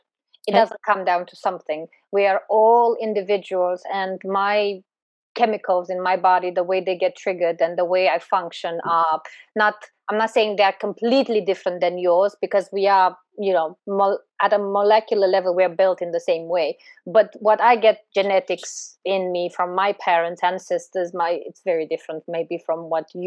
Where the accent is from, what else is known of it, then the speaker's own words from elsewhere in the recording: Romania; I'm Eastern European. I was born in Eastern Europe, in Romania.